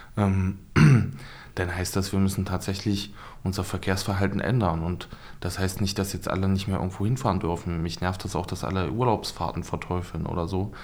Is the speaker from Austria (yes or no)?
no; Harz, Germany; now in Magdeburg, Germany; eigentlich komme ich aus dem Harz